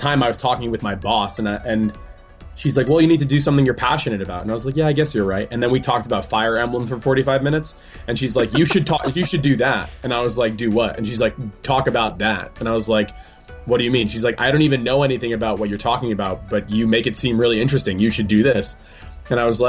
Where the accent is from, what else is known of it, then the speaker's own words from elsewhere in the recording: Englewood, New Jersey, United States; moved away as an adult; also born or lived in Japan; I was born in Englewood, New Jersey